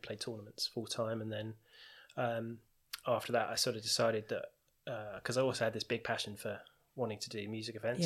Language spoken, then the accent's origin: English; Tunbridge Wells, South East England, United Kingdom; I'm from Tunbridge Wells, born and bred